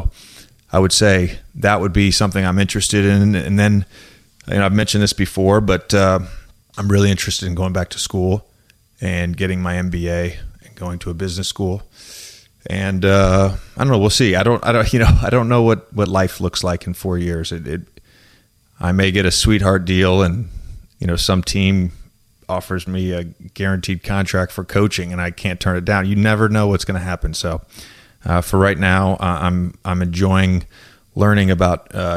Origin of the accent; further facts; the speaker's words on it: Virginia, United States; moved away; I grew up in Virginia.